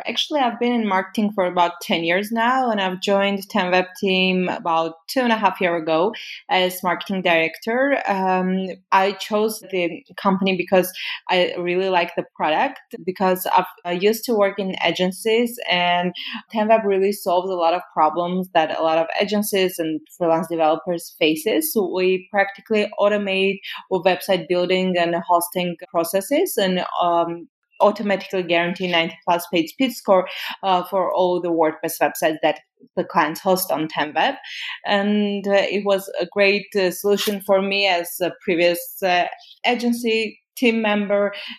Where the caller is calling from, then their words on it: Romania; I'm currently calling you from Romania.